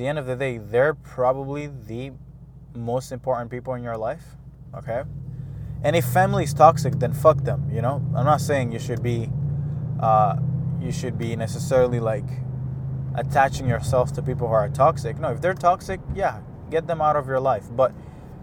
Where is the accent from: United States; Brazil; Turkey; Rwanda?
Rwanda; now in Montreal, Canada; I was born in Rwanda, a lot of my family is here in Canada